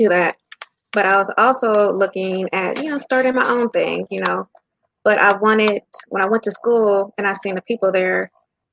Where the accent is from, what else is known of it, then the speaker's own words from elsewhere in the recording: Davenport, Iowa, United States; now in Indiana, United States; I'm from Iowa. I'm from the Quad Cities. So I'm the baby of four kids.